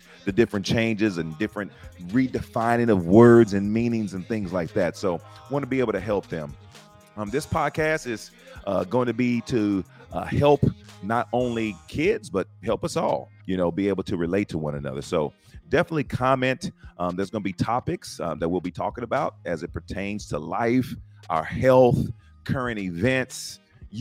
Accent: San Antonio, Texas, United States; now in Round Rock, United States; I am originally from San Antonio, Texas, but I live in Round Rock, Texas, north of Austin

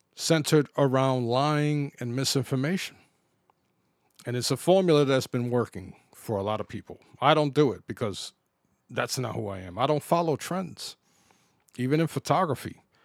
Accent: New York City, New York, United States; When I grew up in the Bronx

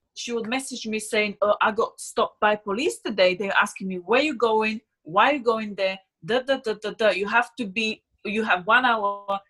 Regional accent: Slovakia; English is a second language; moved away as an adult; also born or lived in Switzerland; now in London, United Kingdom; I'm from Slovakia

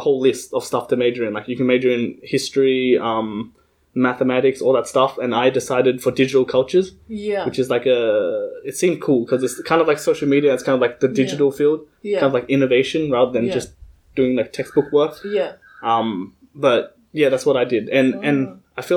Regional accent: Australia; we pay as Australian citizens

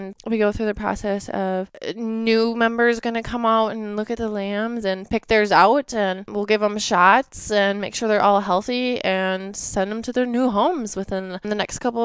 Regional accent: Ellsworth, Wisconsin, United States; I am from Ellsworth, Wisconsin, so it's a very small town. I grew up on a farm

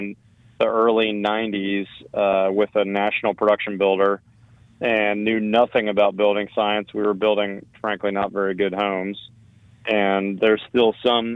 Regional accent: Northeast, United States; moved away as an adult; also born or lived in Washington, D.C. / Portland, Oregon; now in Austin, United States; Should we go back east where I was from? I grew up in the Northeast.

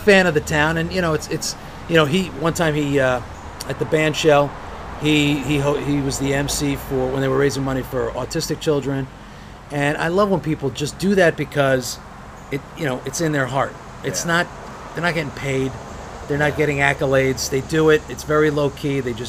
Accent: Hawthorne, California, United States; I grew up in Hawthorne, and even though there's a lot of Italians, there are no Flavios.

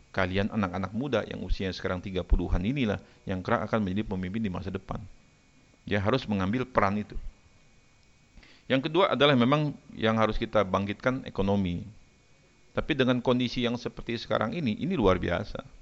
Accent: Jakarta, Indonesia; Saya ini Kemayoran, saya tinggal di Kemayoran, saya asli orang Kemayoran, lahir besar di Kemayoran.

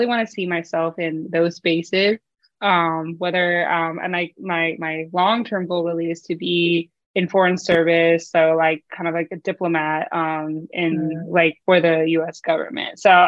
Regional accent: North Carolina, United States; also born or lived in Philippines / Virginia; now in Maryland, United States; I grew up in North Carolina, also the Philippines a little bit, and then I went to school in Virginia.

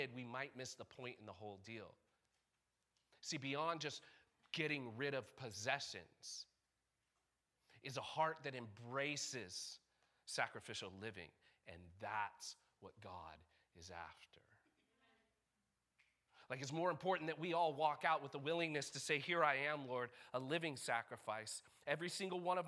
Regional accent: United States; We're Americans

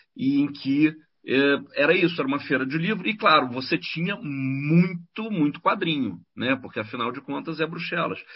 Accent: Brazil; now in Europe; eu sou do Brasil

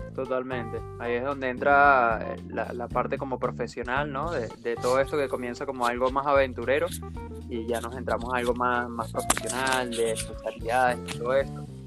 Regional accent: Venezuela; now in Buenos Aires, Argentina; nosotros somos venezolanos. Eh, los dos estamos en, viviendo en Buenos Aires, en Argentina.

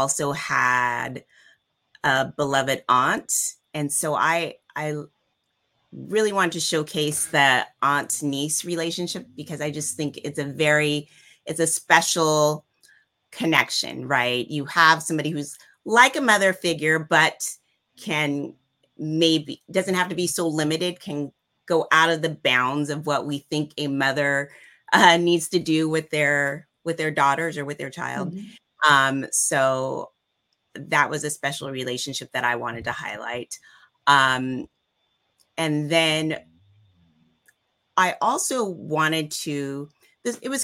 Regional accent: Stockton, California, United States; I grew up in Stockton

